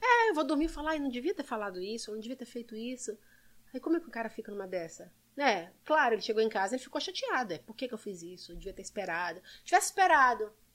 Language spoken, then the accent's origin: Portuguese; Belo Horizonte, Minas Gerais, Brazil; also born or lived in São Sebastião, São Paulo; now in United States; Eu nasci na, em São Sebastião, ali perto da Ilha Bela. E meu pai mineiro foi para São Paulo trabalhar, conheceu minha mãe, voltou para Minas e eu fui criada em Belo Horizonte